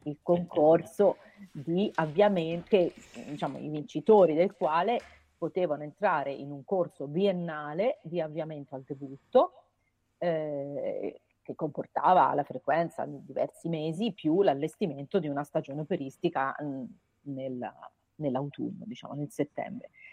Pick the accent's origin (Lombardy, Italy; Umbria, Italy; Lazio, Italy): Umbria, Italy; Perugia; moved away as an adult; also born or lived in Florence; sono nata a Perugia, ma ho studiato a Firenze all'università